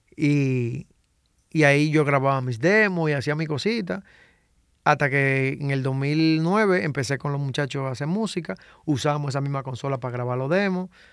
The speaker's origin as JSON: {"language": "Spanish", "town": "Santo Domingo Este", "region": "Distrito Nacional", "country": "Dominican Republic", "tie": "born or raised there", "said": "yo me crié en Invivienda, yo salí de Invivienda a los 27 años."}